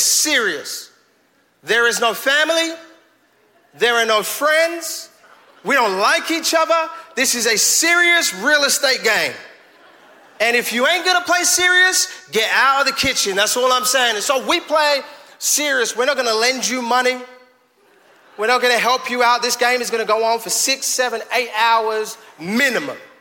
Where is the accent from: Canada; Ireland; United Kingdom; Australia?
United Kingdom; London; now in Fayetteville, United States; we're growing up in East London